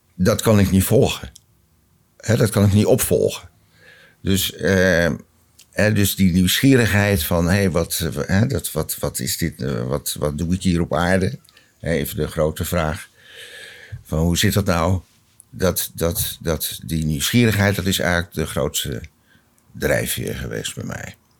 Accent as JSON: {"language": "Dutch", "town": "Rotterdam", "region": "South Holland", "country": "Netherlands", "tie": "born or raised there", "said": "Ik ben geboren in een eh, groot gereformeerd gezin, Rotterdam Zuid"}